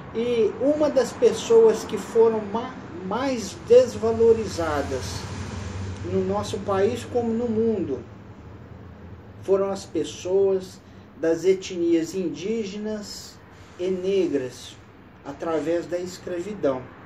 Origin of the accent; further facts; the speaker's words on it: Brazil; sou brasileiro